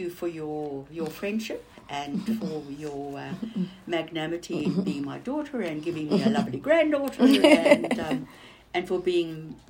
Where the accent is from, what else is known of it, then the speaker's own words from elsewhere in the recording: Western Cape, South Africa; because I grew up in the Cape